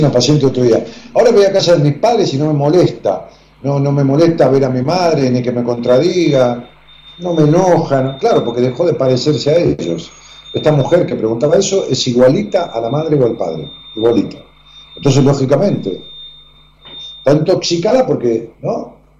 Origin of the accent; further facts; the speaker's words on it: Ramos Mejía, Buenos Aires Province, Argentina; en Ramos Mejía, donde yo nací también y viví muchos años